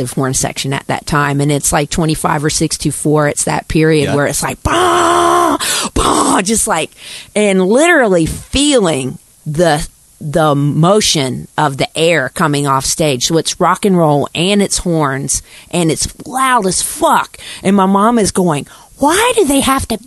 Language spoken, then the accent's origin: English; Davidson, North Carolina, United States; growing up in Davidson